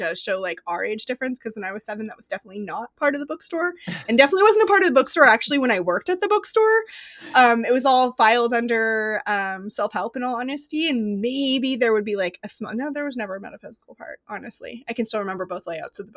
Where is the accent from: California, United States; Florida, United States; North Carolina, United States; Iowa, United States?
California, United States; Northern; I grew up in Northern California, and I am 20 minutes from Berkeley